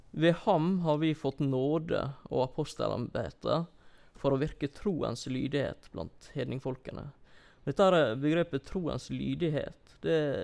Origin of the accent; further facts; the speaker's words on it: Norway; som nordmenn